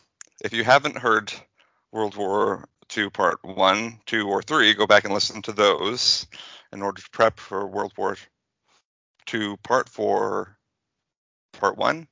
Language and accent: English; United States; I'm an American.